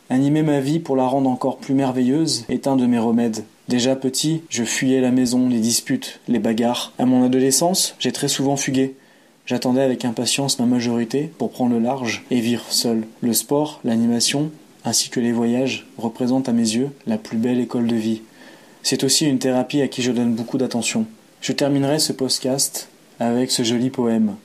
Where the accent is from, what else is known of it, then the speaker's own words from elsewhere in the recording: Aix-les-Bains, Auvergne-Rhône-Alpes, France; moved away as an adult; now in Geneva, Switzerland; ma ville natale, Aix-les-Bains.